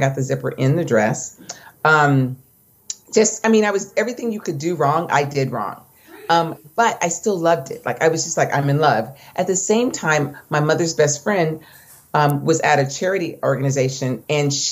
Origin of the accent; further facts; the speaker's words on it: Orange County, California, United States; I grew up in Orange County